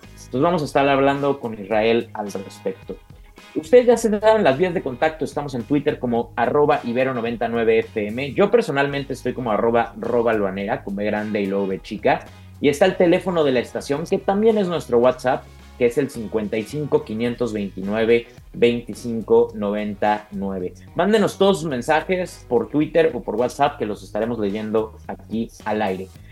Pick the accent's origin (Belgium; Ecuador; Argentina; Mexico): Mexico; como buenos mexicanos demócratas